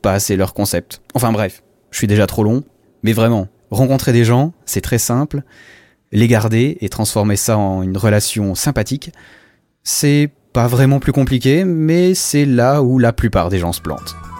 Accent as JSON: {"language": "French", "country": "Switzerland", "said": "Je viens de Suisse, euh, tu sais, le pays des montagnes, le pays des banques, le pays du chocolat"}